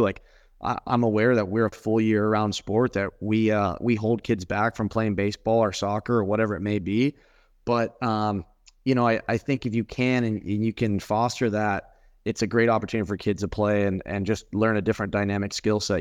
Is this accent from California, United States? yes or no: yes; Folsom, California, United States; now in Michigan, United States; I'm born and raised in Northern California, Folsom specifically.